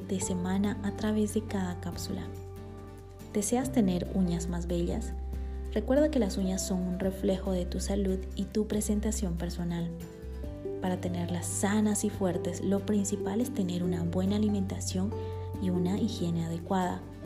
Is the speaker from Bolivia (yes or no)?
yes; Bolivia; born or raised there; now in Guatemala